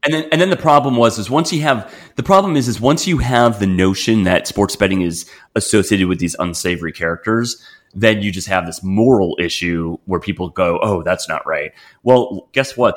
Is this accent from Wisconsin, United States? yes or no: yes; Wisconsin, United States; growing up in Wisconsin